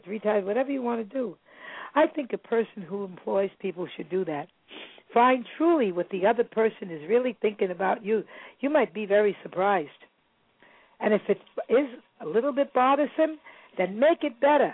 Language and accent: English; New York City, New York, United States; moved away; also born or lived in Salem, Massachusetts; I was born in Kings County. I lived in Brooklyn. I was born there